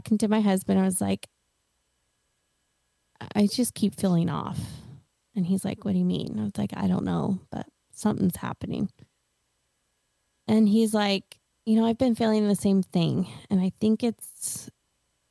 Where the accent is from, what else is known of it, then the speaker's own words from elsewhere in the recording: Oregon, United States; moved away as an adult; also born or lived in Washington / Hawaii; now in Tennessee, United States; I'm from Oregon